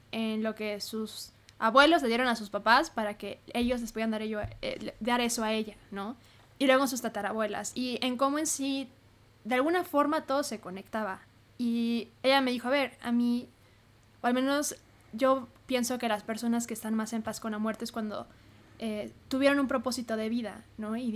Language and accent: Spanish; Hermosillo, Sonora, Mexico; now in Mexico City, Mexico; cómo estudié aquí en la Ciudad de México, yo soy de Hermosillo